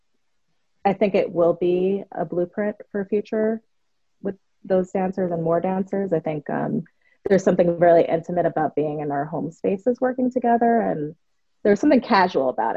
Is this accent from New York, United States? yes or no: yes; New York City, New York, United States; as a young girl growing up in New York